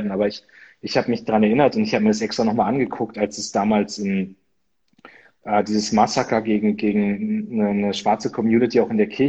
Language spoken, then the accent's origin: German; Northern Germany, Germany; was so irgendwie bei uns in Norddeutschland mit Oktoberfest und so, das ist dann alles